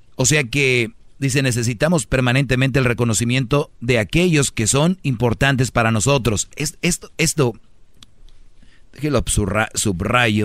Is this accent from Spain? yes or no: no; Monterrey, Nuevo León, Mexico; soy de Monterrey